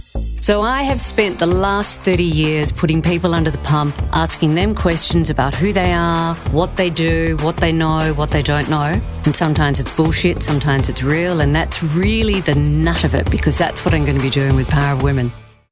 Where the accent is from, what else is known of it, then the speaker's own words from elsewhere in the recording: Geelong, Victoria, Australia; I grew up in Geelong.